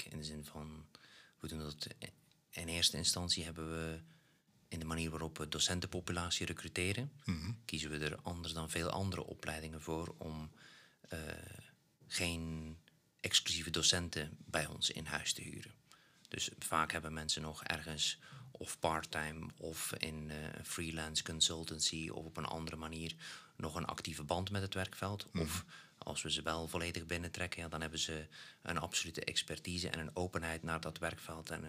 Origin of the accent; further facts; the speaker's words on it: Belgium; En ook eh, als, als een Belg, ja, dan eh, ben je net nog iets kleiner dan Nederland